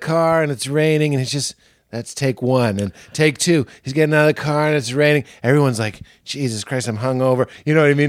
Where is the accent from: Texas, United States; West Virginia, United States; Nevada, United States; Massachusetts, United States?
Massachusetts, United States; Boston; I'm from Boston